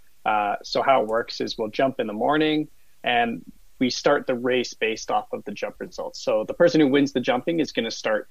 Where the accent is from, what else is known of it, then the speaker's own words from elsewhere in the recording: Calgary, Alberta, Canada; I grew up in Calgary, just about 10 minutes from Canada Olympic Park